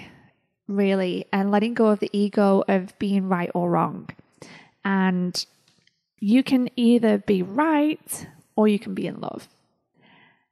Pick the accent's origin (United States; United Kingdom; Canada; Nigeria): United Kingdom; Being British